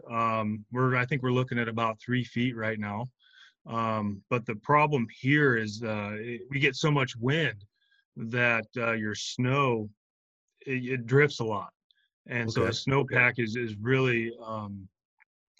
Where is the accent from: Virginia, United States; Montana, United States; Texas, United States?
Montana, United States; Missoula; moved away as an adult; also born or lived in Delta Junction, Alaska; now in Alaska, United States; I've lived here for about 19 years. I'm originally from Montana.